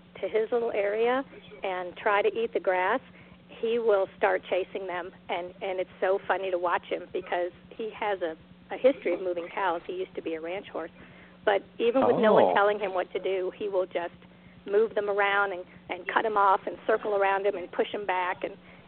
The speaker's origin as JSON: {"language": "English", "region": "Florida", "country": "United States", "said": "I'm from Florida"}